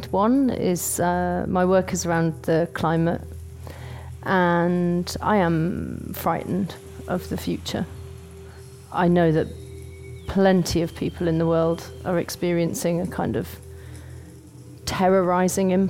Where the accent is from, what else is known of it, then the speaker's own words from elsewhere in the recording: United Kingdom; now in London, United Kingdom; I'm from the UK. I live in London. I'm not from London but I lived there quite a long time.